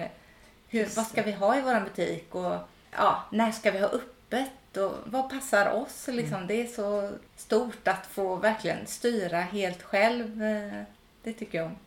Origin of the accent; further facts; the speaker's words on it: Gothenburg archipelago, Västra Götaland, Sweden; moved away as an adult; Jag är uppvuxen i Göteborgs skärgård